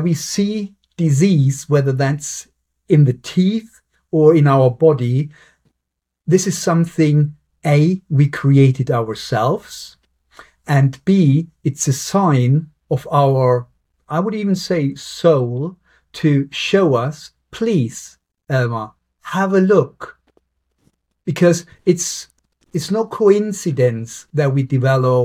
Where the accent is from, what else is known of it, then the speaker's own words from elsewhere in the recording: Germany; now in Southampton, United Kingdom; I'm from Germany.